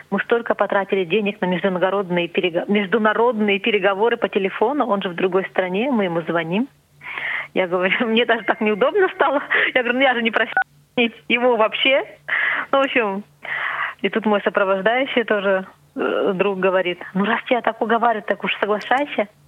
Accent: Siberia, Russia; Я говорю, вот, из Сибири.

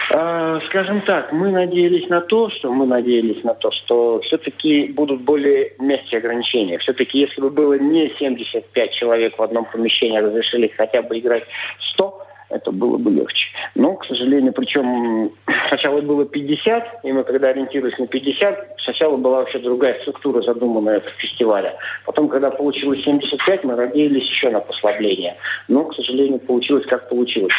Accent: Siberia, Russia; moved away as an adult; also born or lived in Biysk; now in Saint Petersburg, Russia; я родом из Сибири, я далеко не из Санкт-Петербурга

